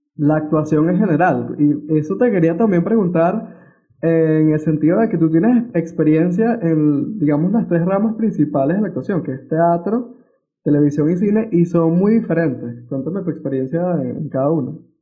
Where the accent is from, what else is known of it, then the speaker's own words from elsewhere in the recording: Venezuela; moved away; me acerca bastante a mi, a mi pueblo, a mi casa, a mi hogar venezolano y yo crecí viéndolo en las pantallas